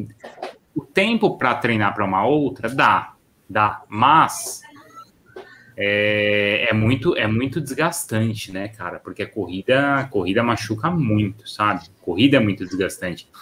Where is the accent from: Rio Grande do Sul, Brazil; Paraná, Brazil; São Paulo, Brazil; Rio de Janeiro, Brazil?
São Paulo, Brazil; Eu sou de São Paulo